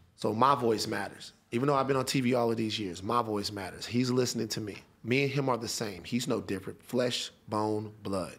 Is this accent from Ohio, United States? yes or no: no; Baton Rouge, Louisiana, United States; I'm from Baton Rouge